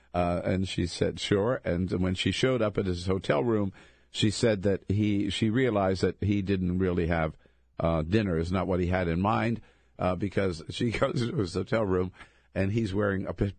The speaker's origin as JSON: {"language": "English", "region": "Delaware", "country": "United States", "tie": "born or raised there", "moved": "yes", "lives_now": "California, United States", "said": "Coming from California, yeah, I grew up in Delaware, but 30 years in California"}